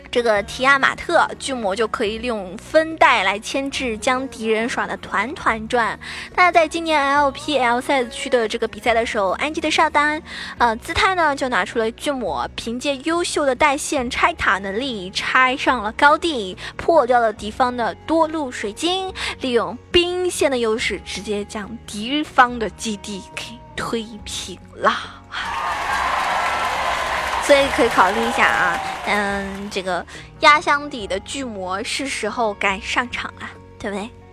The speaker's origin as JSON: {"language": "Chinese", "country": "China", "said": "作为一个中国人来说的话"}